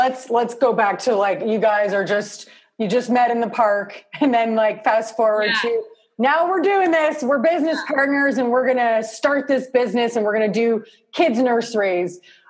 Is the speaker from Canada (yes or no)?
yes; Toronto, Ontario, Canada; I'm from Canada. Yeah, Toronto.